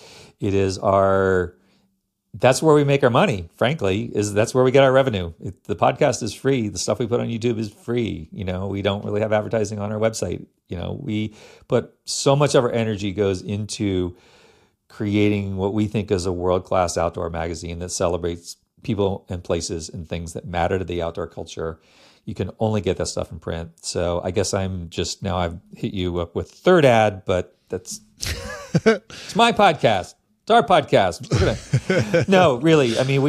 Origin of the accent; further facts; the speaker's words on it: Virginia, United States; I grew up in Northern Virginia outside Washington, D.C., and the big ski shop was Ski Chalet